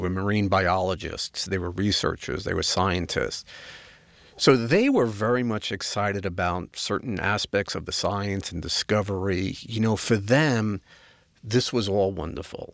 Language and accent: English; New York, United States; I'm a New Yorker. I have no patience